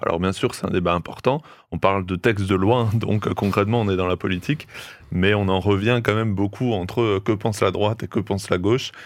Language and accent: French; France; chez nous en France